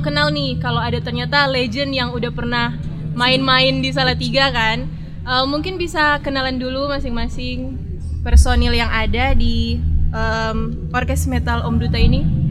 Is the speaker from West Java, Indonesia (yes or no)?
no; Manado, North Sulawesi, Indonesia; Asli Manado, Mas. Manado.